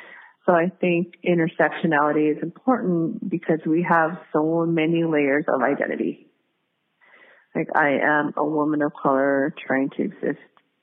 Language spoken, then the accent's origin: English; Philippines; I'm native Filipino, I'm Iguro. And Iguros in the Philippines face a lot of discrimination and ostracization.